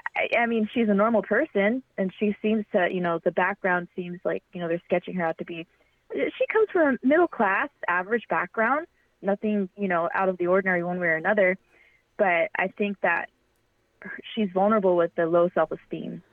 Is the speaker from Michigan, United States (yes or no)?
no; Fremont, California, United States; I'm from Fremont, and I still live in Fremont